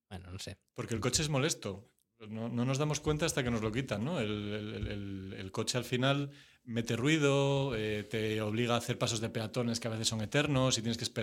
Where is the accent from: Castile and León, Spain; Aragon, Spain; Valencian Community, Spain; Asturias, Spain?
Asturias, Spain; Oviedo; la mayor parte de la gente que ejercemos aquí somos de Oviedo, de Asturias, y Coruña es una escuela que nos queda la, la más cercana